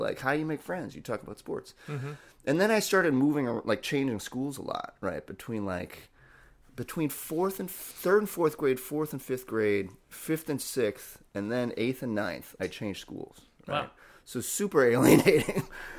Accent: New York, United States; And that was just like magical to me because I was like from New York, so I rooted for the Mets.

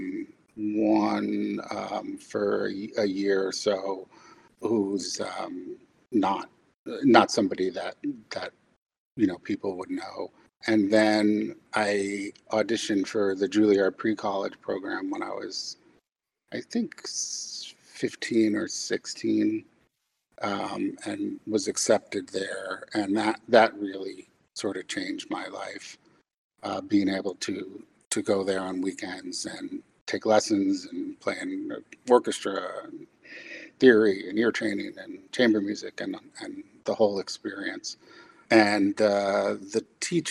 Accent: White Plains, New York, United States; now in Dallas, United States; I grew up in White Plains, New York

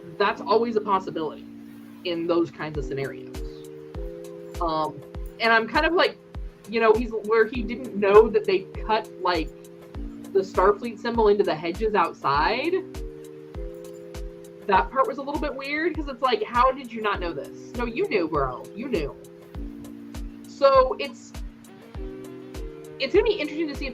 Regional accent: United States; I'm an American.

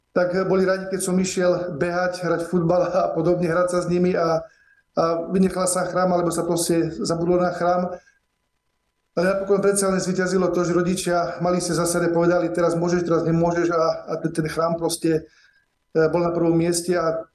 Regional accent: Lastomír, Košice Region, Slovakia; moved away as an adult; now in Sobrance, Slovakia; ja som vyrastal na Zempline poblíž Michalovec, dedina Lastomír. I teda som sa narodil dvom pravoslavným rodičom, ktorí, ktorí eh, boli pravoslávni a ktorí ma tak samozrejme viedli k pravoslávnej viere.

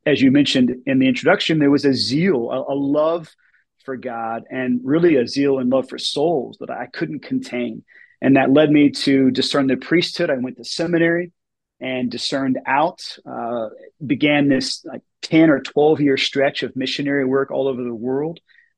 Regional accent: Atlanta, Georgia, United States; I grew up in Atlanta, which is a big city, a sprawling city.

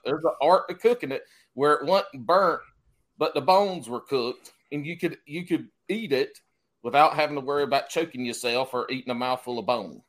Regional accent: South Carolina, United States; I, I was born and raised in South Carolina

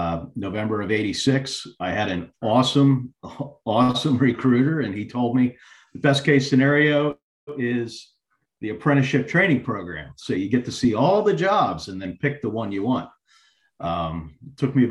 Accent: Palmyra, New Jersey, United States; moved away; also born or lived in Atlantic Beach, North Carolina; I grew up in Palmyra, New Jersey, and then I moved to Atlantic Beach, North Carolina

